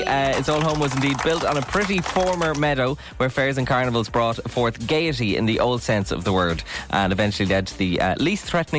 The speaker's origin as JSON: {"language": "English", "town": "Drogheda", "region": "County Louth", "country": "Ireland", "tie": "born or raised there", "said": "my hometown of Drogheda United."}